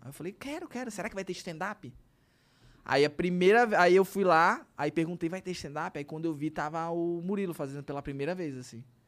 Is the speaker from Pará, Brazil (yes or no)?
yes; Belém, Pará, Brazil; a gente é de Belém